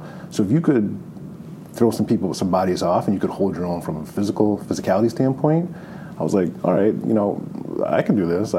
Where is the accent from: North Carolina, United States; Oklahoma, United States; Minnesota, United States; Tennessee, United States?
Minnesota, United States; now in New York, United States; Growing up in Minnesota was great